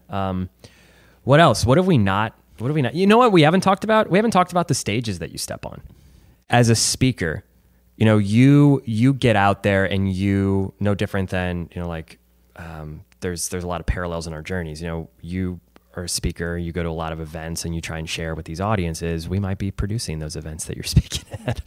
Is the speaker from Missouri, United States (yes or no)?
yes; Chesterfield, Missouri, United States; born and raised in Chesterfield